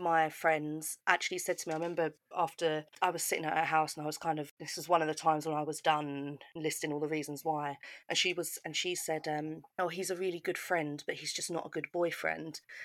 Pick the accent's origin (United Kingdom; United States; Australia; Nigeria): United Kingdom; I grew up just outside of London